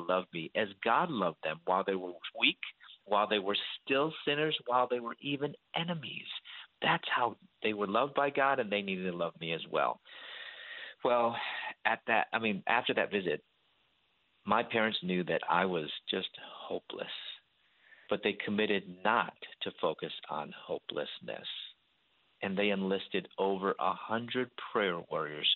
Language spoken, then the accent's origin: English; Chicago, Illinois, United States; moved away as an adult; also born or lived in Louisville, Kentucky; I'm from Chicago, and I moved to Louisville, Kentucky